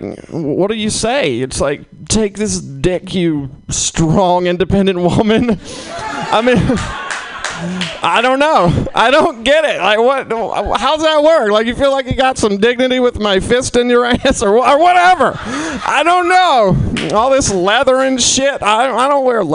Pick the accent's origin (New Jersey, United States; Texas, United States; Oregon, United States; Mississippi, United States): Mississippi, United States; now in San Francisco, United States; I'm originally from Mississippi